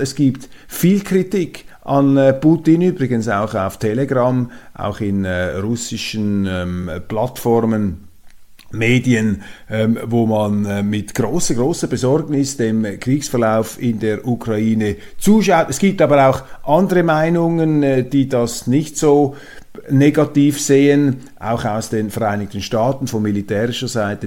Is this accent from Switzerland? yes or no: yes; Switzerland; Als Schweizer